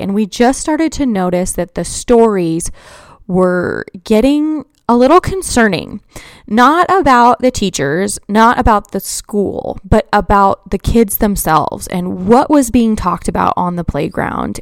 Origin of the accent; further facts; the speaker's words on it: Colorado, United States; I grew up in Colorado and I was in, like, third grade when Columbine happened